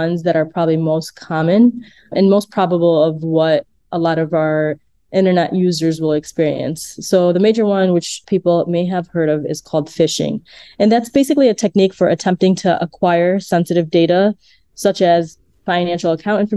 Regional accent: Chicago, Illinois, United States; I was born and raised in Chicago. I am of Indian heritage

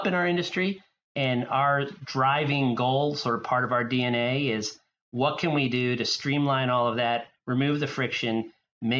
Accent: Wilmington, Delaware, United States; I grew up in the first state, Wilmington, Delaware. I'm a native Delawarean

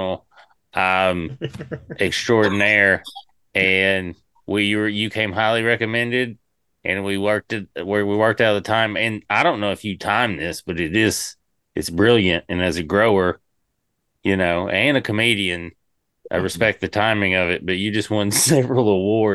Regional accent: Tennessee, United States; moved away; I'm a farm kid from Tennessee.

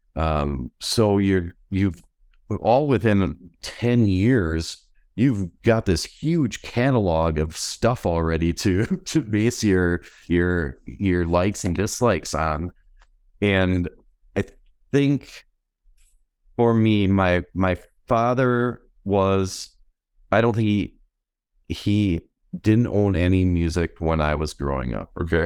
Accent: Mayville, Wisconsin, United States; now in West Bend, United States; I grew up in Mayville, which is in Dodge County

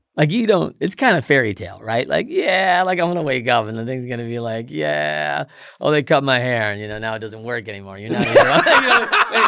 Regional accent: Battle Creek, Michigan, United States; Michigan kid, uh, grew up in Battle Creek, home of Kellogg's

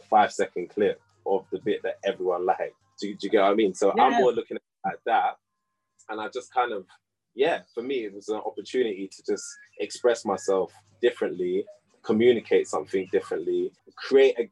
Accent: United Kingdom; I'm a British artist

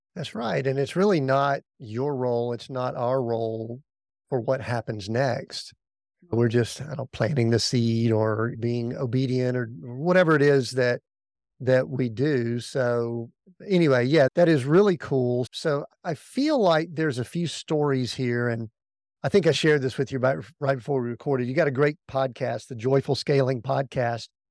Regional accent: Atlanta, Georgia, United States; we grew up in the Atlanta area, and we were born there

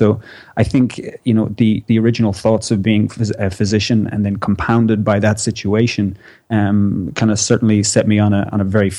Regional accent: Ireland; moved away as an adult; also born or lived in Australia; I am from Ireland. I'm somewhat of a medical nomad. I did my all my medical school training in Ireland. I worked in Ireland

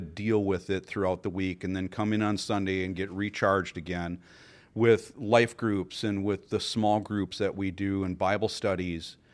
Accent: Richfield, Minnesota, United States; I'm uh, born and raised in Richfield, lived there all my life

